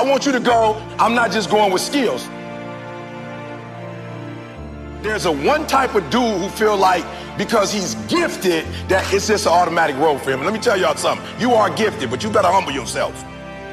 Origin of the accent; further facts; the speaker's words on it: Chicago, Illinois, United States; I'm from Chicago, South Side